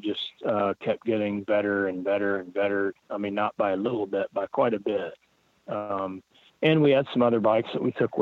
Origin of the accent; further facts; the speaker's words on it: Oklahoma, United States; I'm from Oklahoma.